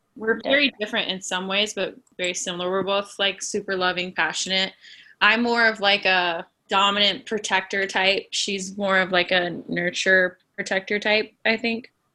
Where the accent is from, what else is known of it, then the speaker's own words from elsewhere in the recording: Las Vegas, Nevada, United States; moved away as an adult; now in Los Angeles, United States; I am from originally Las Vegas, Nevada. I moved out here to LA probably ten years ago